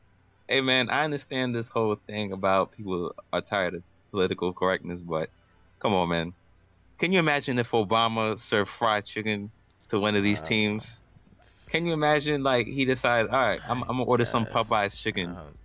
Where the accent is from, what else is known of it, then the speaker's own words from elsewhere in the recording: New York, United States; I'm from New York.